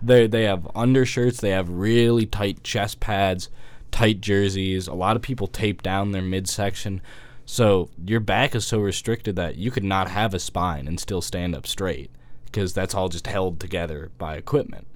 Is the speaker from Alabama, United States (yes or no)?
no; Atlanta, Georgia, United States; I'm from somewhere that's really hot. You know, I'm from Atlanta